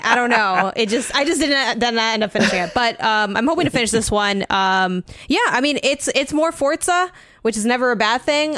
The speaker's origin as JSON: {"language": "English", "country": "United States", "said": "I'm not from Mexico, I'm from the U S, but my dad's from Mexico"}